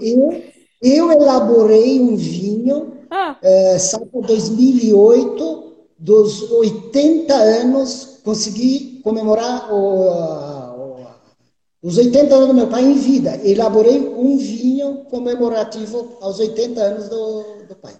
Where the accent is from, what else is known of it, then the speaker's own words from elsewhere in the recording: Gaúcho, Rio Grande do Sul, Brazil; Eu, como bom gaúcho aqui